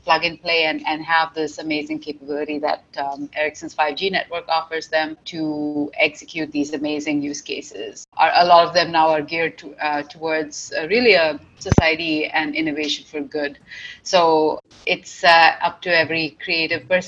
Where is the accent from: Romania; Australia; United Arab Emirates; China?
United Arab Emirates; Dubai; moved away as an adult; now in Canada; I grew up in Dubai, and I came to Canada when I was fairly young. So I came to Canada for my bachelor's degree at McMaster University